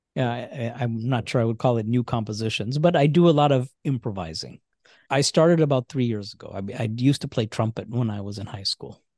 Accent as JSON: {"language": "English", "region": "Indiana", "country": "United States", "tie": "born or raised there", "also_born_or_lived": "Michigan", "said": "We grew up in Indiana mostly"}